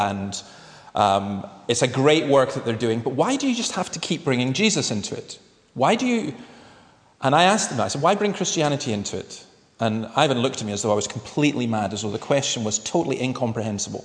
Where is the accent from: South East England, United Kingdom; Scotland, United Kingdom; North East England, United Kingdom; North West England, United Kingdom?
Scotland, United Kingdom; Nigg; I was brought up in Easter Ross in a place called Nigg